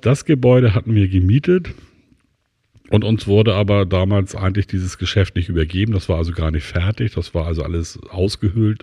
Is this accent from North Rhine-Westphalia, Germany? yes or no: no; Hamburg, Germany; moved away; also born or lived in Schwarzenbek; Also aufgewachsen bin ich in Lemsal-Mellingstedt, das ist im Norden von Hamburg, in den Walddörfern, sehr idyllisch.